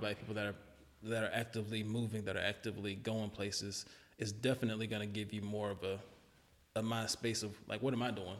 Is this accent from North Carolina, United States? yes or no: yes; Charlotte, North Carolina, United States; I grew up in the hood too. Like I grew up in Charlotte, and parts that weren't good at all